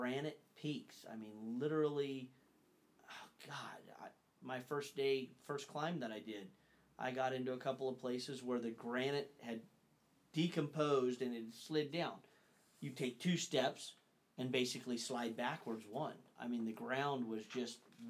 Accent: Northern California, United States; we grew up, Dad and Ron and Daniel and myself, we grew up hunting in Northern California, towards the coast primarily

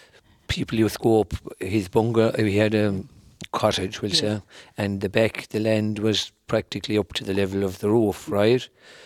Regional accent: Laccaroe, County Clare, Ireland; born or raised there

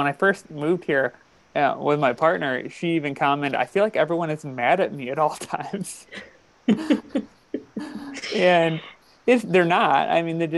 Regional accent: Midwest, United States; now in New England, United States; I never truly fully understood how sort of quote unquote Midwestern I am or am until I moved to New England.

